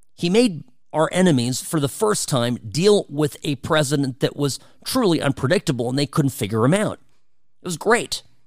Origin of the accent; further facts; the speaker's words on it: United States; we here in the U S